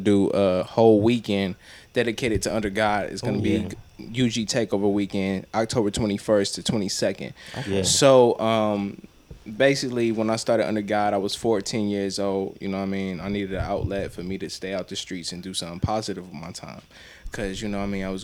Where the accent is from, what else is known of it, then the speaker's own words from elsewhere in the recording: Cleveland, Ohio, United States; I'm from Cleveland. I done been in the nice parts of Cleveland, and I've been in the hard parts of Cleveland.